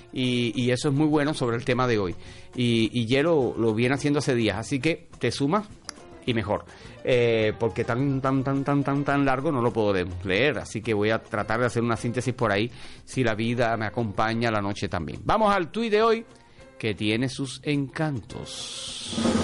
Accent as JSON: {"language": "Spanish", "country": "Cuba", "said": "hacemos los cubanos"}